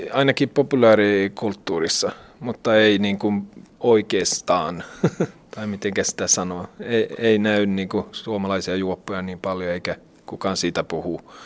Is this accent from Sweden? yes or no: yes; Sweden; mä oon ruotsalainen